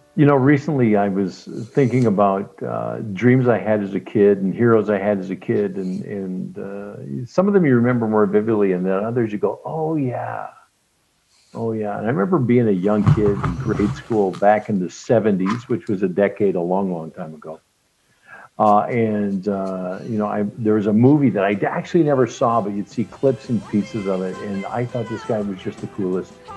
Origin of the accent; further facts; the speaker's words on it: Regina, Saskatchewan, Canada; in my neighborhood where I grew up in North Central Regina